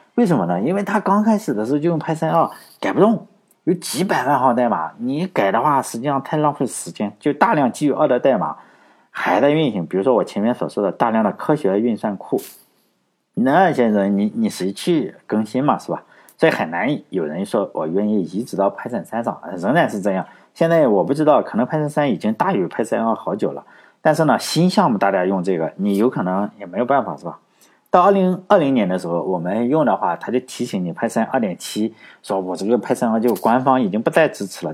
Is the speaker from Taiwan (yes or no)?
no; China; 我们中国人的思维